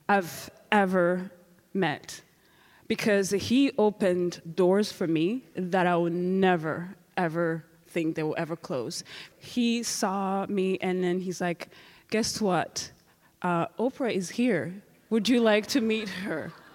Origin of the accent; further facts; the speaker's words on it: Rwanda; moved away; I'm from Rwanda